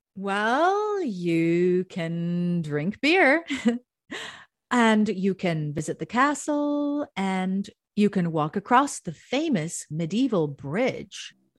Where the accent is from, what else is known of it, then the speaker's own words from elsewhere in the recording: Southern California, United States; moved away; I grew up in Southern California